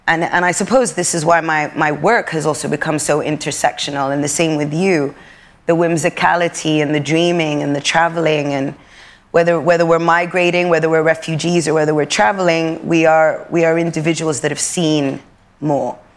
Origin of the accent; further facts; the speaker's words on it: Sudan; also born or lived in Europe; We are, we've been born and raised in Europe. We're both African, and we, we're both glazed with Arabia. Me being from Sudan